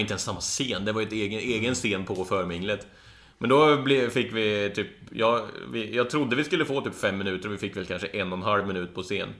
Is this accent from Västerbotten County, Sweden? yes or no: no; Karlstad, Värmland, Sweden; moved away; Var hemma i Karlstad